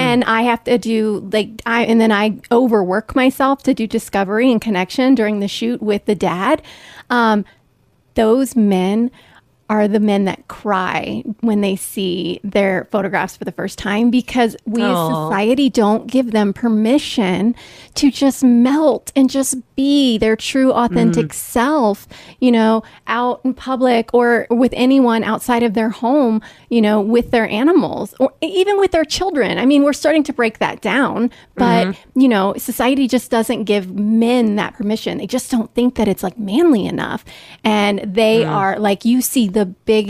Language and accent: English; Northern Kentucky, United States; I grew up in Northern Kentucky